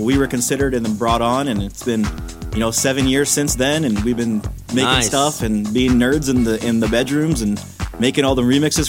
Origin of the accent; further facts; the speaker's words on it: Canada; Coming from Canada, it ain't easy